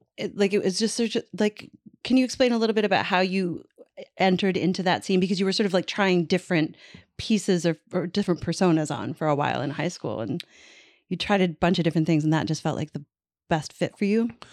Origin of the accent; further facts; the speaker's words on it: St. John's, Newfoundland and Labrador, Canada; moved away; I grew up in Saint John's, Newfoundland